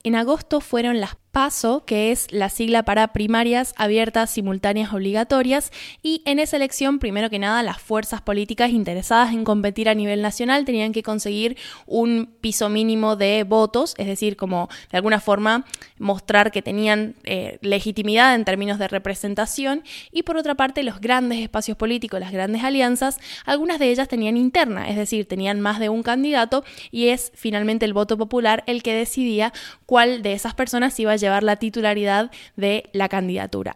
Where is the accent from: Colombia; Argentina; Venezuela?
Argentina; el debate presidencial que hemos tenido acá en mi país